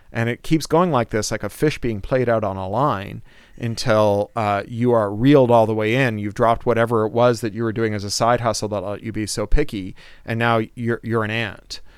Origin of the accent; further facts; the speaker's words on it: Toronto, Ontario, Canada; I was a kid from Toronto